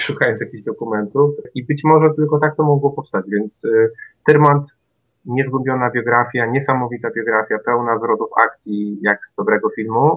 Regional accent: Kwidzyn, Pomeranian Voivodeship, Poland; moved away as an adult; now in Toruń, Poland; ja nie jestem warszawiakiem ani krakusem. W zasadzie to jestem z Kwidzyna, natomiast studiowałem w Toruniu

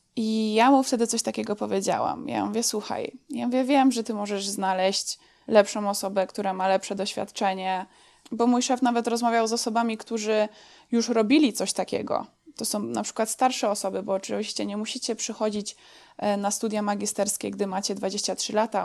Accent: Dąbrowa Górnicza, Silesian Voivodeship, Poland; moved away as an adult; also born or lived in Będzin; now in United States; Pochodzę z Będzina, ale tak naprawdę większość e, swojego życia spędziłam w Dąbrowie Górniczej

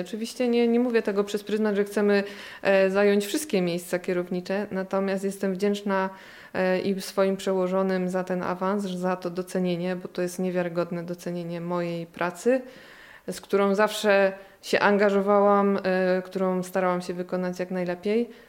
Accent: Gniezno, Greater Poland, Poland; moved away as an adult; tu w Gnieźnie się urodziłam i wychowałam

